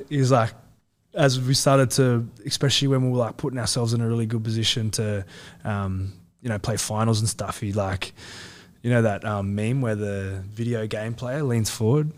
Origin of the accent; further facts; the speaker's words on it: Central Coast, New South Wales, Australia; I'm from the Central Coast